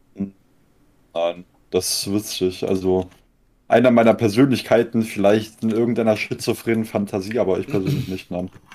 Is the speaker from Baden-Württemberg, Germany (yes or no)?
yes; Konstanz, Baden-Württemberg, Germany; Mein Geburtsort ist das Krankenhaus Konstanz. Und da habe ich mich auch nicht aus einem äh, also wohn, wohnlich habe ich mich da jetzt nicht aus einem 20 Kilometer Radius bisher wegbewegt